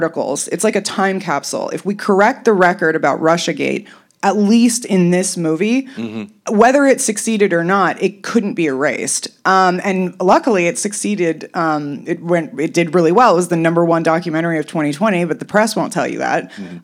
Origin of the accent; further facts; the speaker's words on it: Los Angeles, California, United States; I was raised somewhat correctly, even though I was in Los Angeles